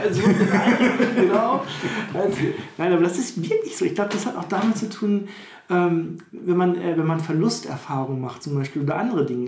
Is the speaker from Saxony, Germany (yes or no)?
no; Witten, North Rhine-Westphalia, Germany; ich komme ja, eh, also ich will nicht sagen aus einer Stadt, Witten ist ja jetzt keine Großstadt oder so, aber ich bin doch überhaupt nicht auf dem Bauernhof aufgewachsen